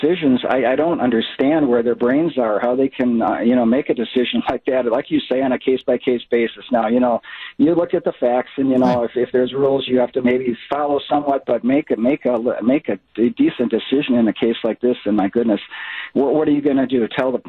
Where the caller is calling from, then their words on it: San Tan Valley, Arizona, United States; also born or lived in Wisconsin; We are in Santan Valley, a little bit in the East Valley.